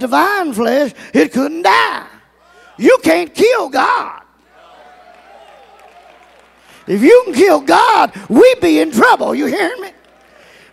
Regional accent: Mortons Gap, Kentucky, United States; I was born and raised in Morton's Gap, Kentucky.

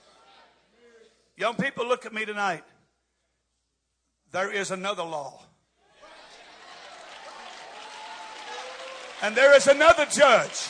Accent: United States; I'm still an American. I'm still proud to be an American.

